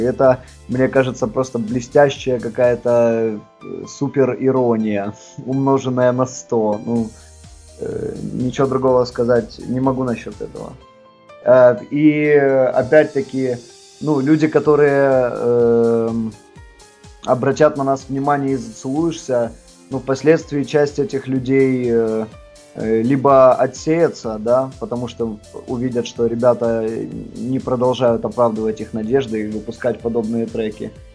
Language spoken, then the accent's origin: Russian; Kharkiv, Kharkiv Oblast, Ukraine; Мы выросли в Харькове